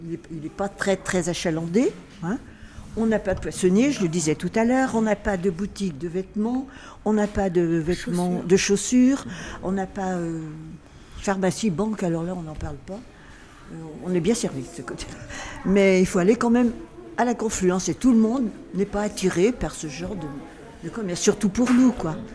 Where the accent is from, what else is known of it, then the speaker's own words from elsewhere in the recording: Lyon, Auvergne-Rhône-Alpes, France; moved away as an adult; je suis partie à la campagne et nous sommes revenus en 1945 rue de la Charité.